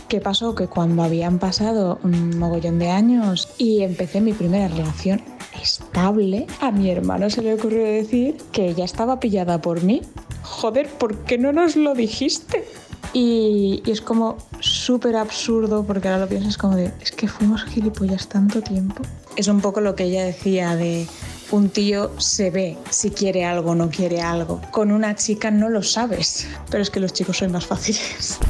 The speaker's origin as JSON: {"language": "Spanish", "area": "Majorca", "region": "Balearic Islands", "country": "Spain", "said": "yo soy de Mallorca"}